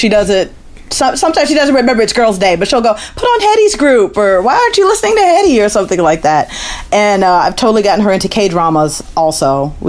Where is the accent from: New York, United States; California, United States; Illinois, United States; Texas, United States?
Illinois, United States; Chicago; moved away as an adult; now in Los Angeles, United States; But I'm from Chicago, and I've been living here in LA for about 6 years